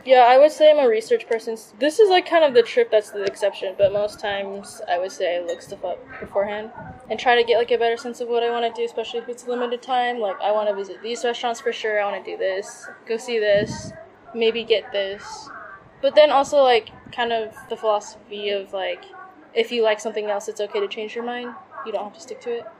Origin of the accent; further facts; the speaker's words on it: United States; moved away as an adult; now in Thailand; I like was born and raised there